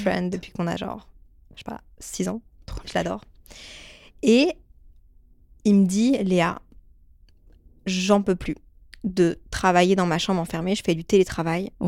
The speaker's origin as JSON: {"language": "French", "town": "Brussels", "region": "Brussels-Capital Region", "country": "Belgium", "said": "je viens de Bruxelles de base"}